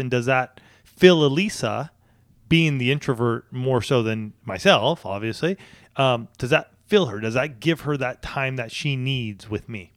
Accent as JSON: {"language": "English", "town": "San Diego", "region": "California", "country": "United States", "tie": "born or raised there", "said": "I grew up here in Southern California"}